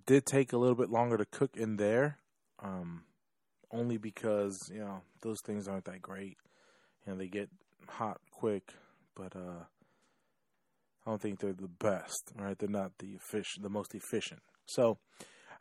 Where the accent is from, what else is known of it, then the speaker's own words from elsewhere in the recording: Chicago, Illinois, United States; now in Florida, United States; I was born originally from Chicago